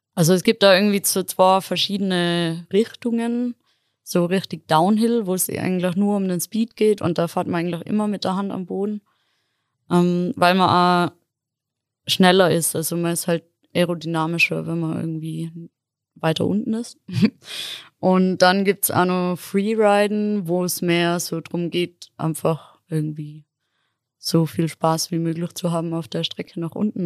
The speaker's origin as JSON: {"language": "German", "town": "Innsbruck", "region": "Tyrol", "country": "Austria", "said": "ich bin ursprünglich aus Innsbruck"}